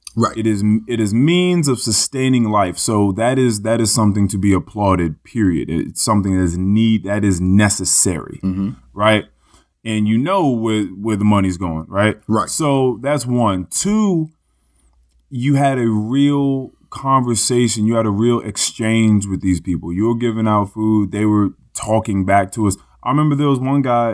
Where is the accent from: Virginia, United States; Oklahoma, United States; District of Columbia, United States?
Virginia, United States; Manassas; I'm from Manassas. It's like, oh, is it Virginia? It's like, yeah, out Northern Virginia